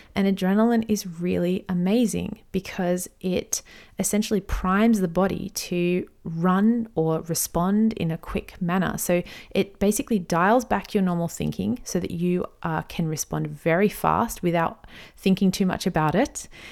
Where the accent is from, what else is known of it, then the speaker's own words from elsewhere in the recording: Australia; I'm an Aussie mum in my thirties